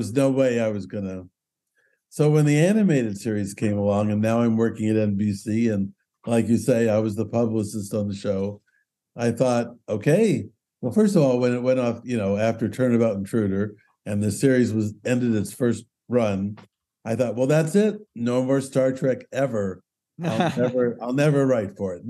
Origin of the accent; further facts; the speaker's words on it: Culver City, California, United States; I grew up in Culver City